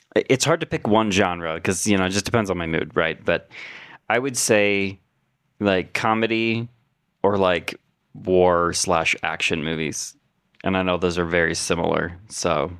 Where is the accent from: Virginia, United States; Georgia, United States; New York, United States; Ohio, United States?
Ohio, United States; being from Ohio